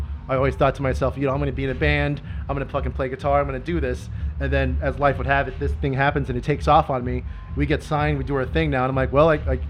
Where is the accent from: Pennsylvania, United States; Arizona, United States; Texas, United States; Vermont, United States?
Arizona, United States; Phoenix; because we're from Phoenix.